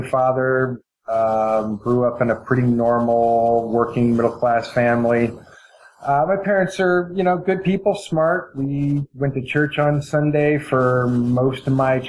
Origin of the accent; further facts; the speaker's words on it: Eugene, Oregon, United States; I was born in 1970, and I grew up in Eugene, Oregon.